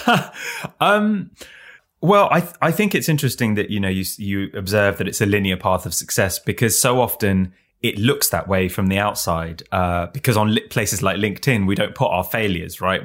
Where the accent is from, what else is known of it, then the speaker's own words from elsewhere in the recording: London, United Kingdom; Even though I, I grew up in London, one of the richest cities on the planet